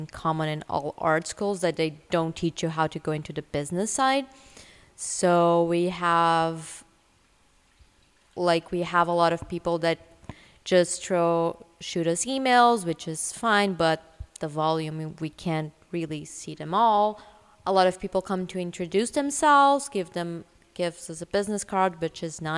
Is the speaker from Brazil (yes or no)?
yes; Brazil; moved away as an adult; also born or lived in New York / Los Angeles; now in Vancouver, Canada; I'm originally from Brazil